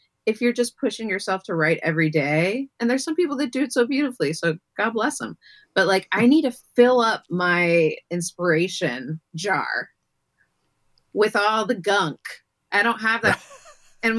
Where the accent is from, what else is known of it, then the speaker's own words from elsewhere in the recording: New York, United States; I grew up in Greenwich Village